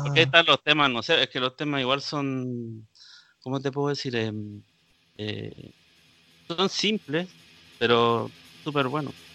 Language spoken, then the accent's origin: Spanish; Arica, Arica y Parinacota, Chile; moved away as an adult; now in Santiago, Chile; yo soy de Arica